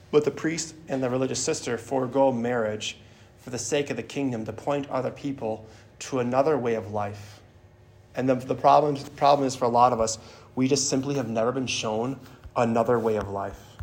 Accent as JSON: {"language": "English", "town": "Milwaukee", "region": "Wisconsin", "country": "United States", "said": "I'm originally from the Archdiocese of Milwaukee"}